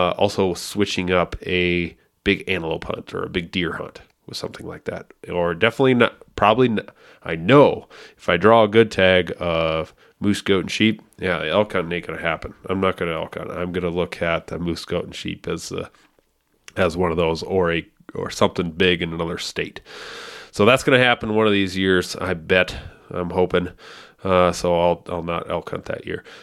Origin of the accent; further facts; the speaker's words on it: South Dakota, United States; South Dakota is, or my home state, is about 80